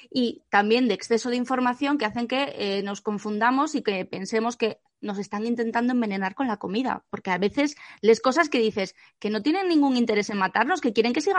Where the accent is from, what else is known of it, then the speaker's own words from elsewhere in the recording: Asturias, Spain; yo recuerdo de pequeña, en el pueblo, en Asturias, que, que, mis abuelos pues iban a mocer las vacas y venían con un cubo de leche